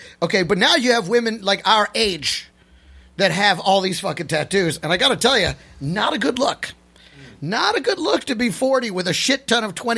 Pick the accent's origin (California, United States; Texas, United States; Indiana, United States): Texas, United States; I grew up in Texas.